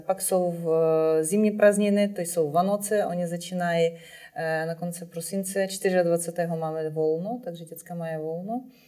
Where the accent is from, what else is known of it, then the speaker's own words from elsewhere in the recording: Ukraine; moved away; u nás v Ukrajině je eh, velice silně rozvinuta síť škol pro neslyšící děti.